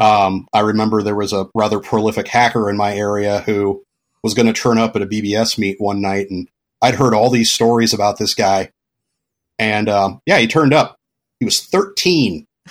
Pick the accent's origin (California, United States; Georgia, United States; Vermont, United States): California, United States; moved away as an adult; also born or lived in Florida / Pacific Northwest; when I was a little kid, my parents moved to California. And then I was in California until my early twenties